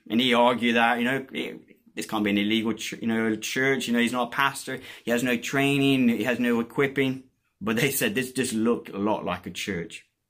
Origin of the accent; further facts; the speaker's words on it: Colombia; moved away; I was born and brought up in Colombia